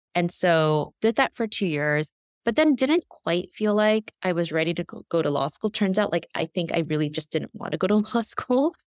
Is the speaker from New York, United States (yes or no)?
yes; New York, United States; also born or lived in South Korea; I was born in Korea and came here, eh, to the U S when I was very young, when I was just a year old, and grew up predominantly in New York